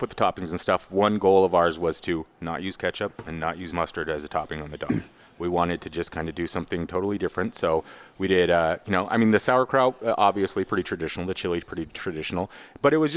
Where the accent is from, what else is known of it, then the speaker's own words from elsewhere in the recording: Pennsylvania, United States; I grew up outside of Philly.